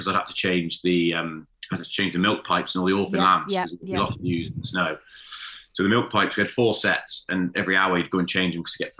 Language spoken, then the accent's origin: English; Gloucestershire, South West England, United Kingdom; moved away as an adult; now in Welshpool, United Kingdom; I'm originally from Gloucestershire.